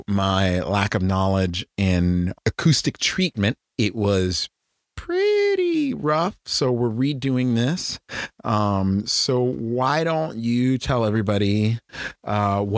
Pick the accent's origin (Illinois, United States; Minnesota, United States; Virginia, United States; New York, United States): Virginia, United States; Northern; now in Texas, United States; I grew up in Northern Virginia and I didn't start rock climbing until I moved to Texas.